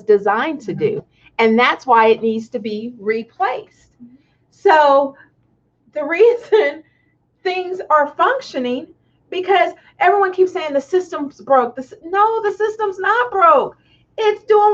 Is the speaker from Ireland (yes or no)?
no; Tonganoxie, Kansas, United States; growing up in Tonganoxie